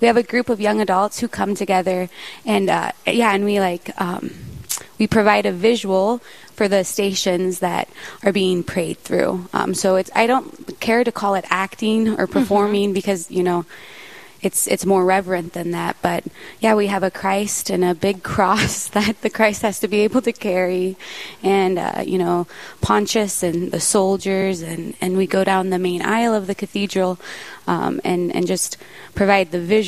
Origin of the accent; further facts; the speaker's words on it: Ewing, Nebraska, United States; moved away as an adult; now in Rapid City, United States; I'm originally from Nebraska, small town, Ewing